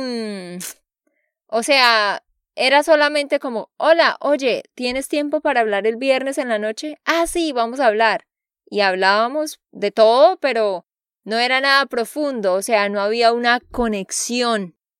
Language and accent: Spanish; Santander, Colombia; de Santander, Colombia.